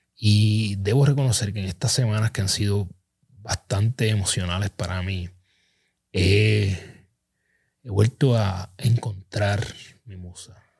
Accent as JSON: {"language": "Spanish", "town": "Ponce", "country": "Puerto Rico", "tie": "born or raised there", "said": "Ponce, mi pueblo natal"}